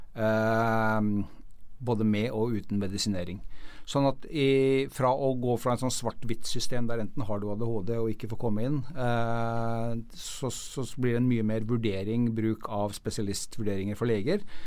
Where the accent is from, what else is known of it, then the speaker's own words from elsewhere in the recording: Norway; vi som nordmenn